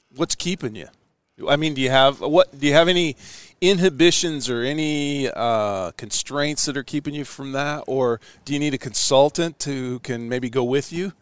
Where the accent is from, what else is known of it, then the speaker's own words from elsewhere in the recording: Ashland, Nebraska, United States; also born or lived in Omaha, Nebraska; I was born in Omaha and raised right here in Ashland where we're sitting.